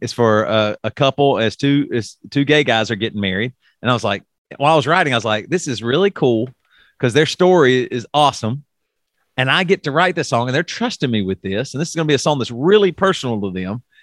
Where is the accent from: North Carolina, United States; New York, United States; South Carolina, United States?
South Carolina, United States; I grew up in South Carolina